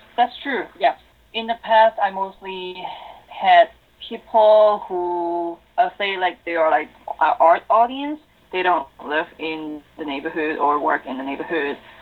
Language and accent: English; Hong Kong; moved away as an adult; also born or lived in Holland; now in Toronto, Canada; I'm from Hong Kong. I'm Chinese, and I came to Toronto two years ago.